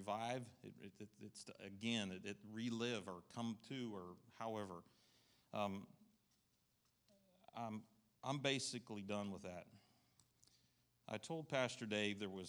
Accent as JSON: {"language": "English", "region": "New York", "country": "United States", "moved": "yes", "lives_now": "Southern United States", "said": "I'm from New York"}